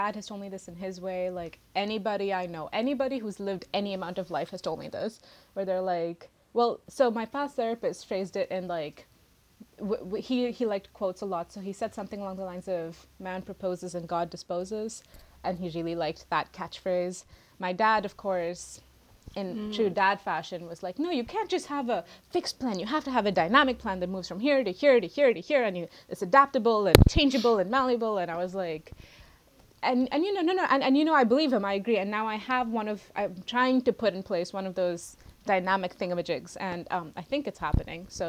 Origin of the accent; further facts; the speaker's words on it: India; moved away as an adult; I'm international, I'm from India